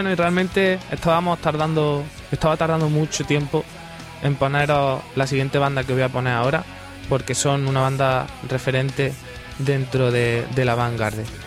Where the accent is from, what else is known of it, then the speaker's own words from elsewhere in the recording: Granada, Andalusia, Spain; me voy a quedar aquí en mi tierra. Que aquí en Granada